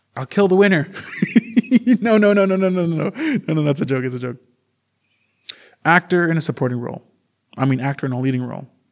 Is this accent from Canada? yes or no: yes; Canada; I am native from Canada